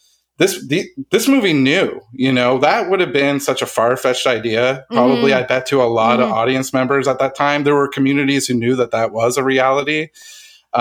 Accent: Halifax, Nova Scotia, Canada; also born or lived in Dartmouth, Nova Scotia; I'm from Halifax, Nova Scotia

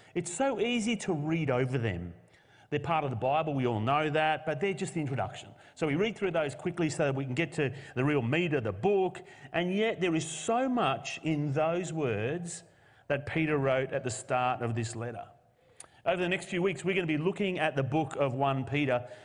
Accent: Australia; as a nation, we live in a post-Christian culture. Australia is no longer Christian.

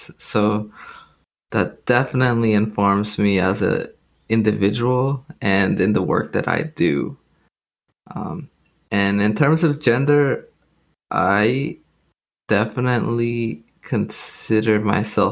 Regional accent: Los Angeles, California, United States; my upbringing in Los Angeles. We grew up in Pico Union area, mid-city

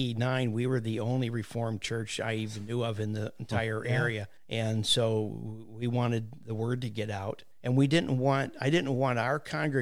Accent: United States; I live in Green Hills out here. So, and again, this is my hometown. Graduated in 69.

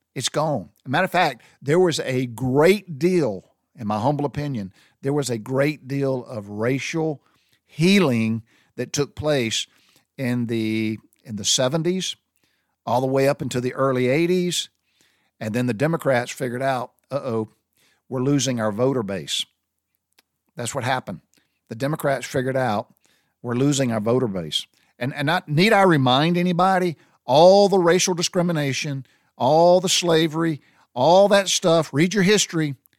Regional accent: the South, United States; growing up in the South

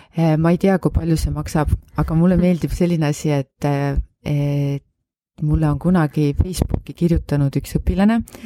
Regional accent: Paide, Järva County, Estonia; also born or lived in Saaremaa; ma olen sündinud Saaremaal, aga koolis käinud Paides ja Paides siis kuni lasteaiast kuni gümnaasiumi lõpuni

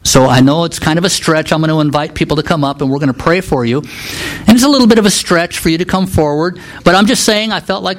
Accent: Nebraska, United States; moved away as an adult; also born or lived in Kansas / Juneau, Alaska; I grew up in Nebraska

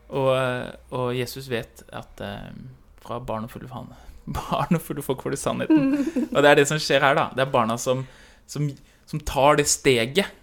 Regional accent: Oslo, Norway; moved away; hjemme i Oslo

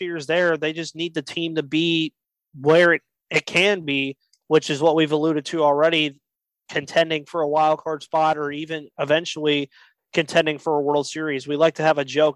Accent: Pittsburgh, Pennsylvania, United States; now in Georgia, United States; I'm originally from Pittsburgh

